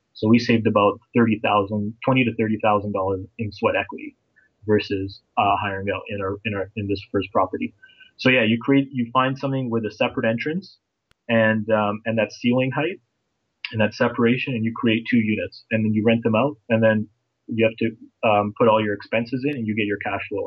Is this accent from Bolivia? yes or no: no; Toronto, Ontario, Canada; also born or lived in Bosnia / United Kingdom; I'm actually from Toronto, Ontario, Canada